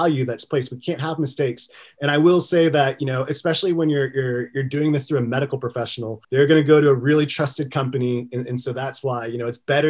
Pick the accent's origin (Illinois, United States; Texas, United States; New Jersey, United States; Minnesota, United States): Texas, United States; I'm from Texas